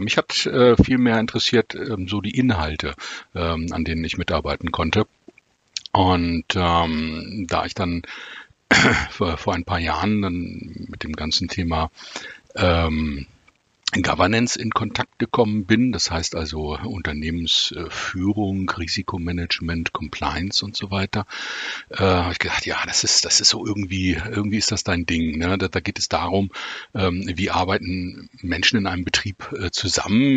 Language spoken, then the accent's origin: German; Wolfsburg, Lower Saxony, Germany; ich äh, bin tatsächlich in Wolfsburg geboren, ähm, obwohl meine Wurzeln, eh, also familiären Wurzeln in Hamburg sind und in, im weiteren norddeutschen Raum.